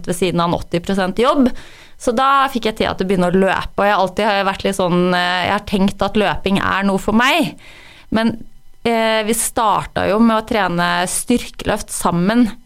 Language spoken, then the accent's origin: Norwegian; Røros, Trøndelag, Norway; De hører dialekta mi, og så tenker de at nei, hun er ikke fra Røros, men jeg er rørosing. Jeg føler meg som rørosing